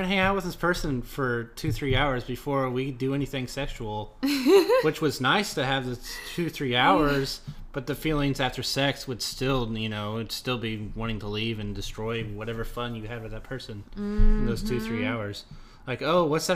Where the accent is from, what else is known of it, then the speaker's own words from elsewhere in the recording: Indianapolis, Indiana, United States; I'm from Indianapolis